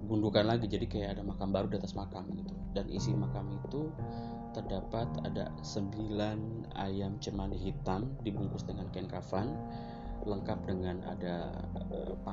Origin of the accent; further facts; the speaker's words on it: Cikarang, West Java, Indonesia; harusnya setiap gue libur tuh gue harus pulang ke kampung halaman gue di Cikarang